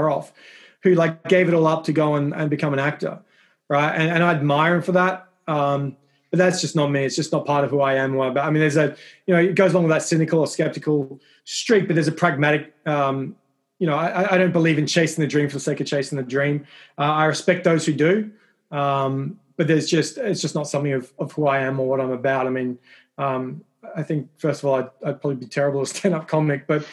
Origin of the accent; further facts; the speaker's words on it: Adelaide, South Australia, Australia; moved away as an adult; now in Washington, D.C., United States; I have two sisters and a brother back in Adelaide in Australia. My parents are obviously still back there